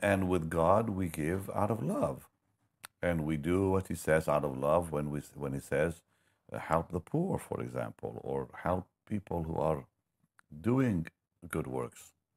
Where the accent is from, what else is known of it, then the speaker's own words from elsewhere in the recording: Israel; moved away; also born or lived in Toronto; I'm from Israel